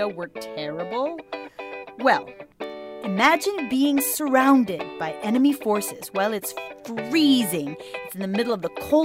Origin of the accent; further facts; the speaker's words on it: Philippines; we Filipinos